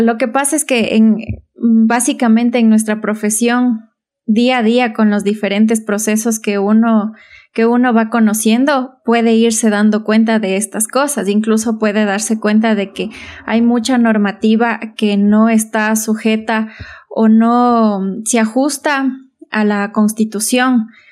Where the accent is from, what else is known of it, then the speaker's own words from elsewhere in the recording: Imbabura, Ecuador; also born or lived in Otavalo (Valle del Amanecer) / Ibarra; tengo un recorrido por, por algunos cantones de Imbabura. Estudié aquí en la escuela, en la Santa Luisa de Marillac, Luego me fui al Valle del Amanecer a estudiar el colegio